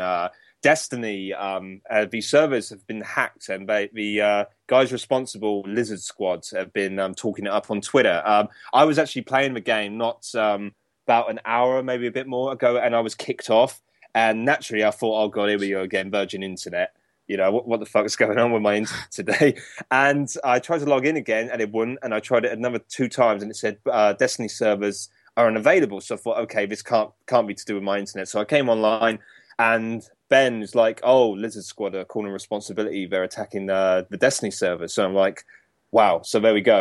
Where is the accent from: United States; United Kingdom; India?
United Kingdom; that's us Brits.